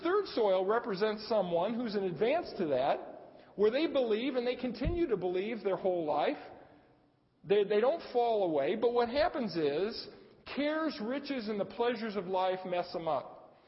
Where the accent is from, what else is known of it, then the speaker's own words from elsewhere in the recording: Arcadia, United States; I grew up in Arcadia